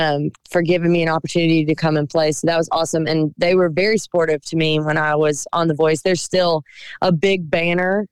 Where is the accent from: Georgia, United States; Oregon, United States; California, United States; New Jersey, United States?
Georgia, United States; Cochran; moved away as an adult; now in Nashville, United States; I loved growing up in Cochrane.